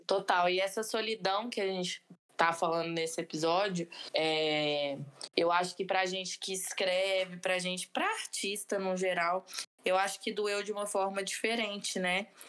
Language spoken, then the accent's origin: Portuguese; Brazil